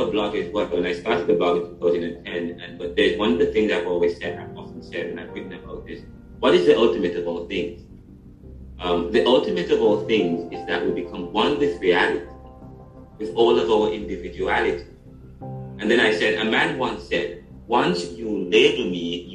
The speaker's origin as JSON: {"language": "English", "country": "Jamaica", "said": "I'm Jamaican, I'm from Jamaica"}